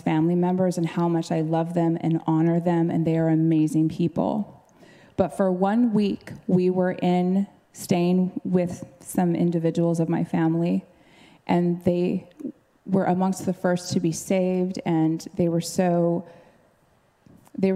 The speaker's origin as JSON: {"language": "English", "region": "Alaska", "country": "United States", "tie": "born or raised there", "moved": "as an adult", "said": "we hadn't been home to Alaska since we moved here, full of Holy Spirit, mature in Jesus. We hadn't been to where we met, my hometown"}